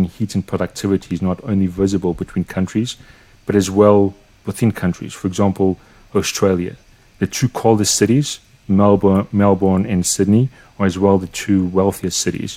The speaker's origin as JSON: {"language": "English", "country": "Portugal", "tie": "born or raised there", "said": "growing up in Portugal and growing through the crisis of 2001 and then 2008 and seeing how it affected Portugal"}